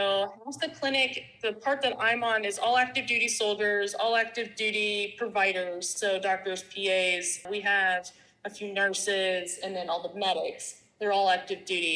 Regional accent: United States; moved away as an adult; also born or lived in North Carolina / San Antonio, Texas; now in Germany

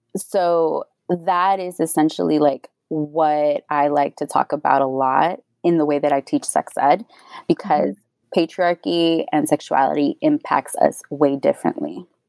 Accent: Houston, Texas, United States; also born or lived in Austin, Texas; I am from Houston, born and raised, and I went to UT Austin

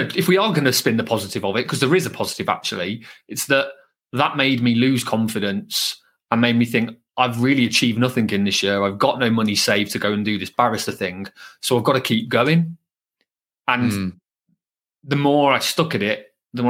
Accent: Birmingham, West Midlands, United Kingdom; accent: Brummie; my Brummie accent, being from Birmingham, was a lot thicker

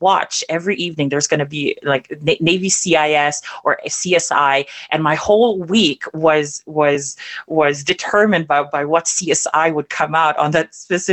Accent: Davao City, Davao Region, Philippines; moved away; also born or lived in Germany; I grew up in Davao City in the 90s.

